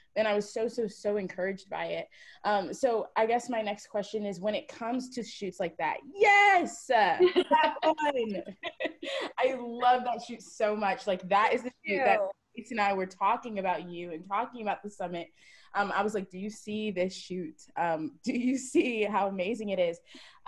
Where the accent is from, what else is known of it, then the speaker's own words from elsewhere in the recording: Jamaica; I know I've been fearful of being too Jamaican in too many spaces and being too this or too that.